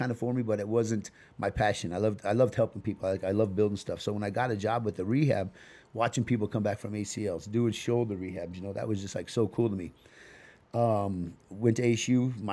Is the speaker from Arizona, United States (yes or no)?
yes; Tempe, Arizona, United States; also born or lived in Fort Collins, Colorado; I grew up in Tempe, and then I went and hung out on the South Side